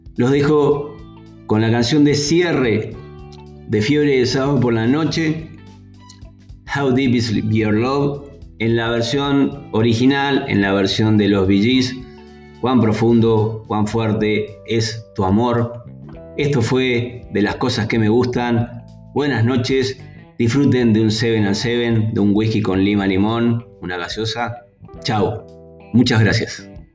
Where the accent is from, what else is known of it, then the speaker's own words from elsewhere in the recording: General Roca, Río Negro, Argentina; hoy cumple años mi ciudad natal, la ciudad donde resido, 141 años, cumple Roca